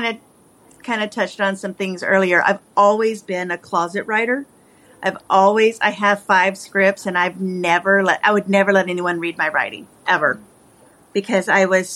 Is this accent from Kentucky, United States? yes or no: yes; Appalachia, Kentucky, United States; moved away as an adult; also born or lived in Oregon; I'm from Appalachia. That's where I'm from, so that's why the story is based there. So it kind of comes from what I know. I'm from the mountains and deep in the mountains. But I left that and moved to the West Coast after I graduated high school